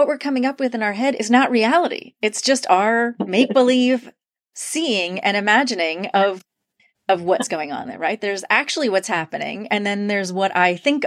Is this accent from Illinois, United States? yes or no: no; New York, United States; I'm originally from New York